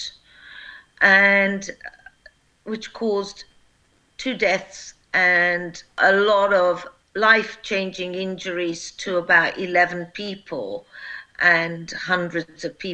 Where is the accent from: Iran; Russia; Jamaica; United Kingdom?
United Kingdom; also born or lived in Kosovo; I am a British prosecutor who went to work for the UN and then worked for Eulex in Kosovo